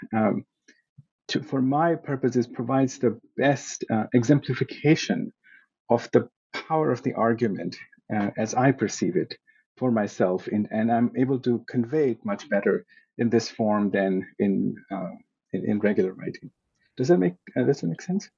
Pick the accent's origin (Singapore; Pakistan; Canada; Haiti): Pakistan; moved away as an adult; now in United States; I was born in Pakistan and I went to high school there. Then I came to the US as an undergraduate student